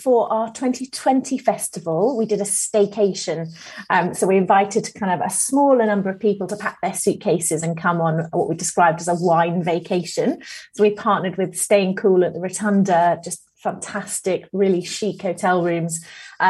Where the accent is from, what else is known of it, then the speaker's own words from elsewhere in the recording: Buckinghamshire, South East England, United Kingdom; now in Birmingham, United Kingdom; Down south. Yeah, Buckinghamshire. So not far from London, really.